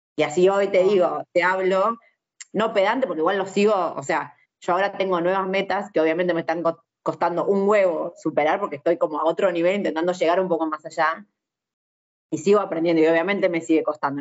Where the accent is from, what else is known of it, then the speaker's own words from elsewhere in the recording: Argentina; nosotros lo que nos pasa en Argentina es eso, que somos una mezcla